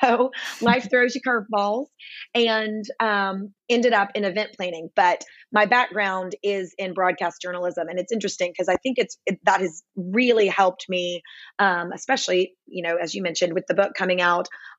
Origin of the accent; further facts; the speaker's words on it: Nashville, Tennessee, United States; moved away as an adult; also born or lived in Dallas, Texas / Fort Worth, Texas; I am born and raised in Nashville, Tennessee.